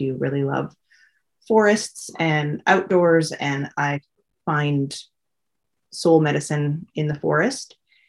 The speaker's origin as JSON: {"language": "English", "region": "British Columbia", "country": "Canada", "tie": "born or raised there", "lives_now": "Quadra Island, Canada", "said": "I grew up on Vancouver Island. I've lived on Quadra Island for 28 years now."}